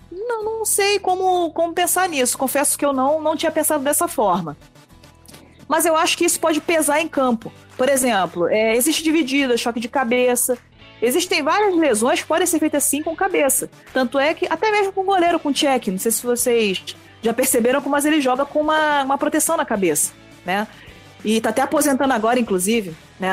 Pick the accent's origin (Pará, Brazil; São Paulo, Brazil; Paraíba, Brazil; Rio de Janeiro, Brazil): Rio de Janeiro, Brazil; sou natural do Rio